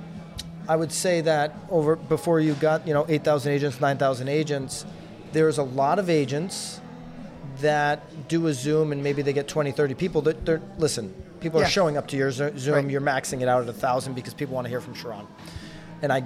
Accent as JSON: {"language": "English", "town": "Naples", "region": "Florida", "country": "United States", "tie": "born or raised there", "said": "my hometown of Naples"}